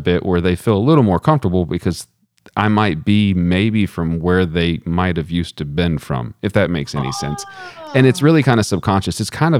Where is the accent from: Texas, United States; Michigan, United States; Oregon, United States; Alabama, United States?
Texas, United States; accent: Texan; my accent, like the words just come out like I'm from Texas.